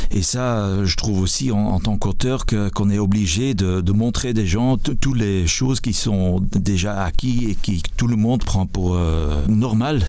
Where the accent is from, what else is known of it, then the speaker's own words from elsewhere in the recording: Flanders, Belgium; je suis flamand